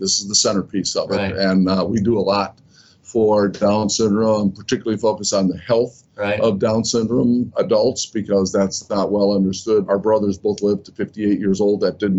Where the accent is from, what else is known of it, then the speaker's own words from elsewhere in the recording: Gary, Indiana, United States; I was one of three boys in a wonderful household. I grew up in Gary, Indiana. Very, very loving, sort of nurturing kind of environment.